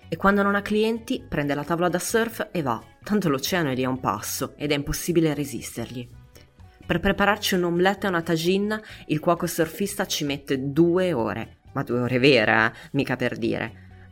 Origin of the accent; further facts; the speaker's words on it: Milan, Lombardy, Italy; Io sono di Milano